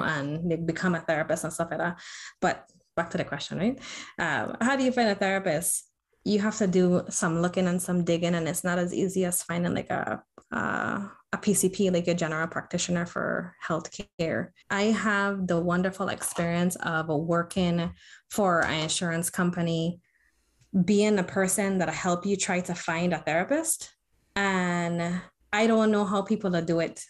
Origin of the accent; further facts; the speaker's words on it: U.S. Virgin Islands; also born or lived in Florida; in the Virgin Islands, where I'm originally from, um, born and raised on St. Croix